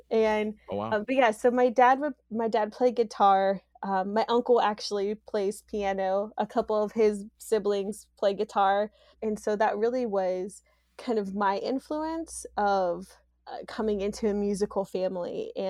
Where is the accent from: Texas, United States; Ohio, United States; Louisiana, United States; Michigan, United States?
Ohio, United States; Youngstown; Well, so I spent part of my life here on the south side of Youngstown.